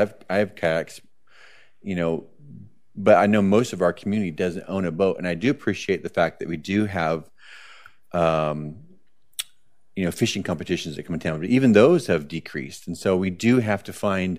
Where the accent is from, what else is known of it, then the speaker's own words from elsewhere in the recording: Boise, Idaho, United States; moved away; I'm originally from Boise, which is one of the fastest growing cities.